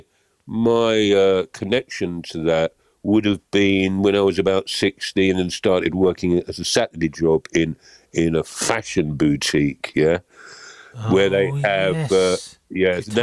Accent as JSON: {"language": "English", "region": "London", "country": "United Kingdom", "tie": "born or raised there", "said": "I grew up in Camberwell and Peckham"}